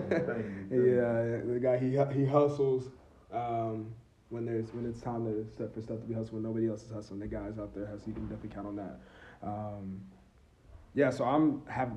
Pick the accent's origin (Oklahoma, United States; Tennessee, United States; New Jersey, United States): Oklahoma, United States; Pink; also born or lived in Del City, Oklahoma / Norman, Oklahoma / Spencer, Oklahoma; I was raised in Pink. You know, I didn't necessarily ever live there